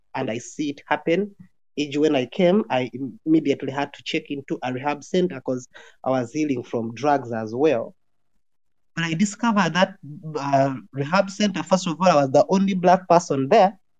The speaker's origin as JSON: {"language": "English", "country": "Uganda", "tie": "born or raised there", "also_born_or_lived": "Kenya", "moved": "as an adult", "lives_now": "Sweden", "said": "I am born in Uganda, born and raised in Uganda"}